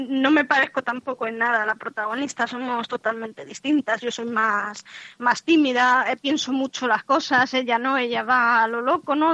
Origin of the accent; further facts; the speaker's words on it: Madrid, Community of Madrid, Spain; moved away as an adult; now in A Coruña, Spain; yo nací en Madrid